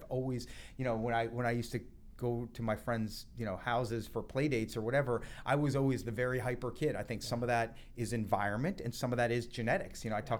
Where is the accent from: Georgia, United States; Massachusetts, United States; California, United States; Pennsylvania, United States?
Massachusetts, United States; Boston; also born or lived in New Jersey / Florida; So I was born in New Jersey. You're right. My parents got divorced before I can even remember, when I was actually briefly living in Florida with both of them. Yeah. When they got divorced, my mom moved to Boston, which is where I lived from the age of 3 to 10.